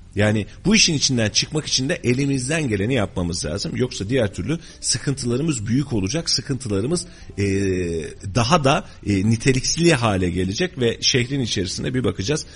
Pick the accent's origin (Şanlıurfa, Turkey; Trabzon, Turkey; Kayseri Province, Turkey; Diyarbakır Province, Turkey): Kayseri Province, Turkey; Biz bu şehirde doğduk bu şehirde devam edeceğiz yaşayacağız